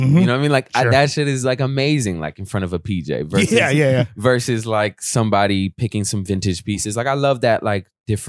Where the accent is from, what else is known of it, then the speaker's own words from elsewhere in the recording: Pacific Northwest, United States; Shout out to Dan for, like, knowing I'm from the Northwest